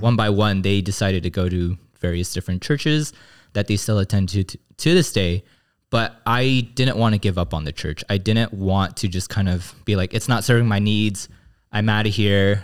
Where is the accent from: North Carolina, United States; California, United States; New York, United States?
California, United States; Glendale; I grew up in the Korean American Christian church, um, my home church in Glendale.